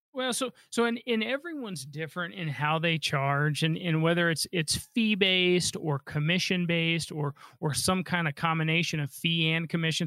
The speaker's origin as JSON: {"language": "English", "region": "Colorado", "country": "United States", "tie": "born or raised there", "said": "I was born and raised here in Colorado"}